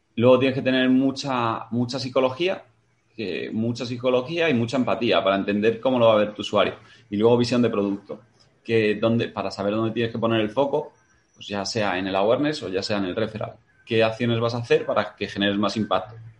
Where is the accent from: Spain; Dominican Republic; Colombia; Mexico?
Spain; Madrid, Community of Madrid; also born or lived in Matapozuelos; madrileño, 33